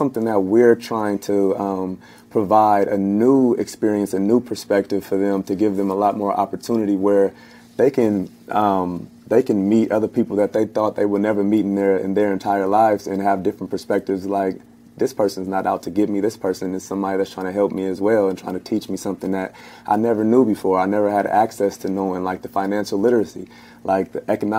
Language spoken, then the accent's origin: English; Los Angeles, California, United States; I come from the Crenshaw districts, Lawson and Crenshaw